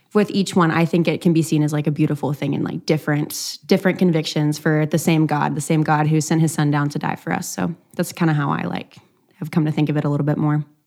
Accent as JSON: {"language": "English", "region": "East Texas", "country": "United States", "said": "I'm from East Texas, and so it's, like, a lot of Baptists"}